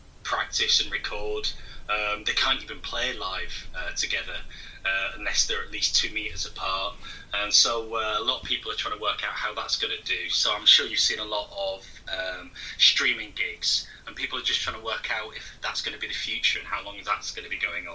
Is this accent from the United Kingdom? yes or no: yes; Hull, Yorkshire and the Humber, United Kingdom; now in Nottingham, United Kingdom; I'm from Hull originally, but live down